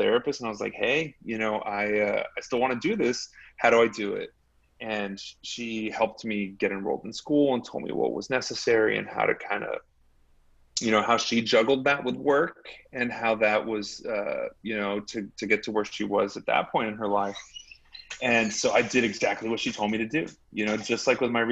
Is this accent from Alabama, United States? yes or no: no; Laredo, Texas, United States; I grew up in Laredo